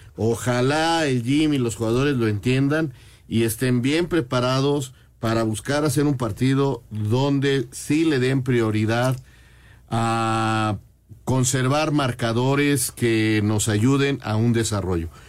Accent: Mexico; así somos los mexicanos

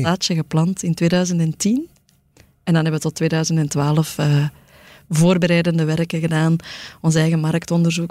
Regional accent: Antwerp, Flanders, Belgium; ik kom van het Kiel, ehm, uit een arbeidersgezin

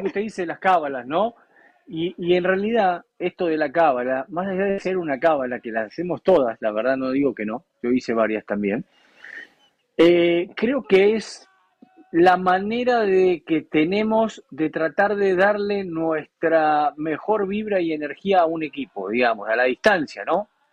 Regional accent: Argentina; El pueblo argentino es un pueblo que eh, tenemos muchas cosas buenas y muchas cosas malas

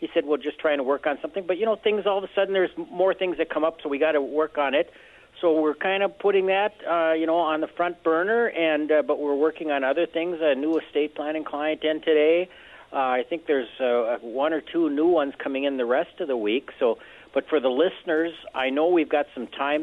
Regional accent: Esko, Minnesota, United States; born or raised there

